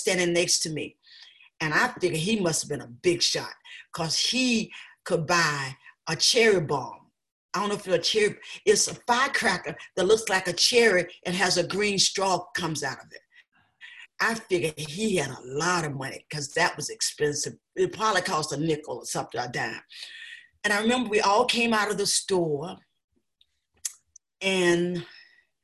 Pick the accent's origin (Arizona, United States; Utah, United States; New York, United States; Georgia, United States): Georgia, United States; South; now in Amherst, United States; I was raised in Georgia, South Georgia